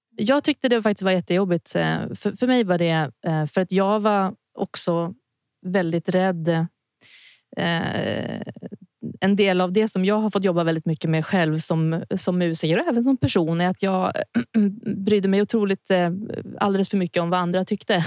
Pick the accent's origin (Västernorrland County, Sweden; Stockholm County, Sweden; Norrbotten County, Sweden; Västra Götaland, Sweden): Stockholm County, Sweden; Stockholm; also born or lived in Örebro; jag är från Stockholm, har gått musikutbildningar här och ja, när jag var liten så bodde jag även åtta år i Örebro